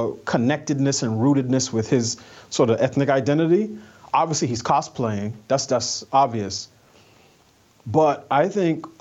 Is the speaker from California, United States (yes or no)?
no; New York, United States; I'm a New Yorker. I grew up in New York in a family from the West Indies